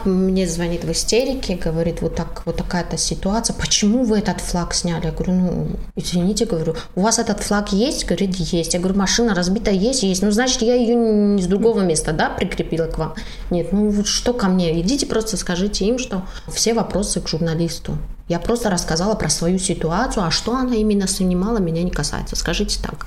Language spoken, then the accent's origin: Russian; Tajikistan; я из Таджикистана